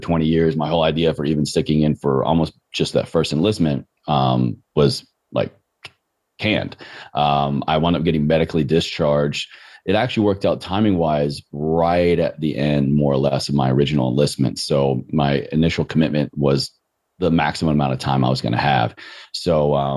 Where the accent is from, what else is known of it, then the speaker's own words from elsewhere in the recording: Roanoke, Virginia, United States; moved away as an adult; also born or lived in Richmond, Virginia; growing up in Roanoke, Virginia, I just never knew what it meant to not move